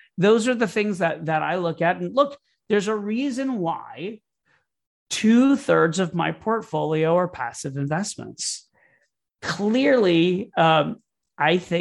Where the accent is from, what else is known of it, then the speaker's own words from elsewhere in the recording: Florida, United States; I grew up in Florida